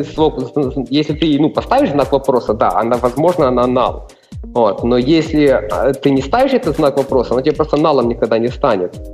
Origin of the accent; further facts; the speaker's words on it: Ternopil Oblast, Ukraine; first language Ukrainian; Russian is a second language; now in Chernivtsi, Ukraine; Родився на Тернопільщині, ще ж проживаю в Чернівцях